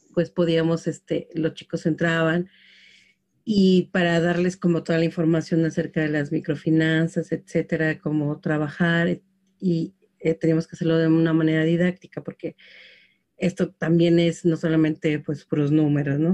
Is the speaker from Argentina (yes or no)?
no; Mexico City, Mexico; yo crecí en Xochimilco